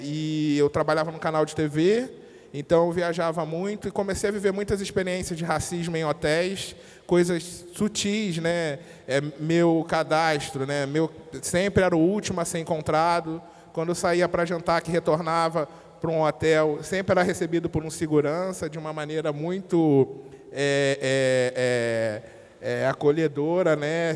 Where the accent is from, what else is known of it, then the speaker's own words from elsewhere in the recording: Rio de Janeiro, Brazil; Eu venho de uma periferia do Rio de Janeiro, né, de uma família que é grande